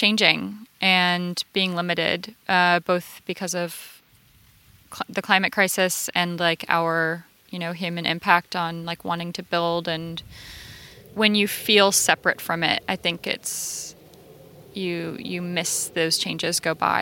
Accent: Florida, United States; now in Los Angeles, United States; I grew up in Florida where everything is going to eat you or sting you.

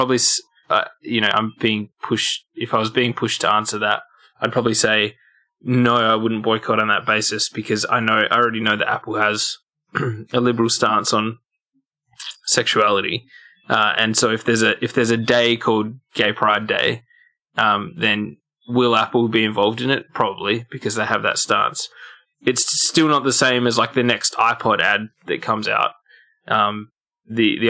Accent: Australia

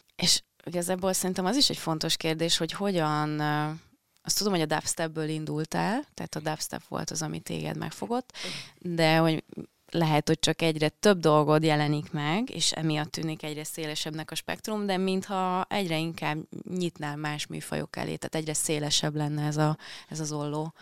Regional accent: Penyige, Szabolcs-Szatmár-Bereg, Hungary; now in Budapest, Hungary

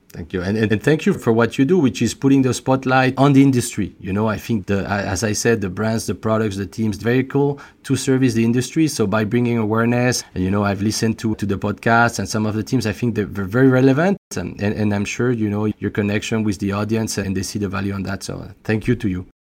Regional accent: France; accent: French; English is a second language; as you could probably guess by, uh, by my accent, I'm, I'm French

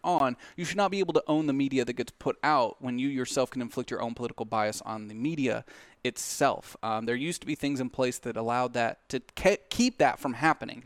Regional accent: United States; as American people

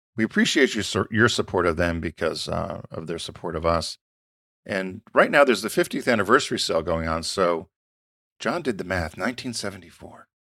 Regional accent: Stamford, Connecticut, United States; moved away; when I grew up in Stamford.

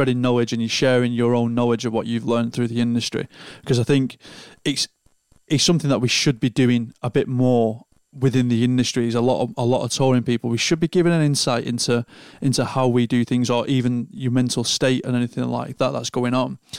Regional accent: Lancashire, North West England, United Kingdom; Lancashire, the real Rose.

